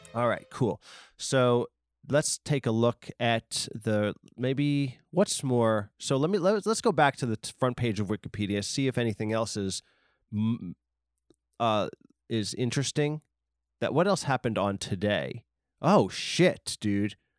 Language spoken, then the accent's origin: English; Long Island, New York, United States; Steve Buscemi from Boardwalk Empire and a million other movies is from my hometown